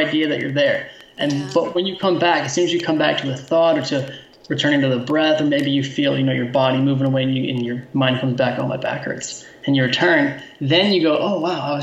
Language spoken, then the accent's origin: English; United States; being an American who was raised by a teacher